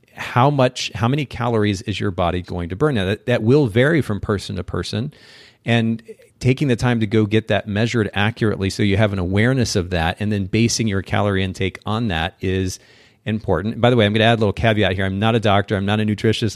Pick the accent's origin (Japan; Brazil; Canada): Japan; moved away; I grew up in Japan